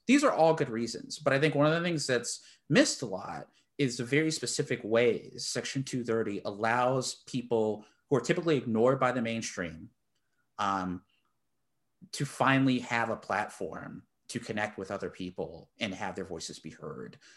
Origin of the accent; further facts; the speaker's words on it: Texas, United States; I'm from the great state of Texas.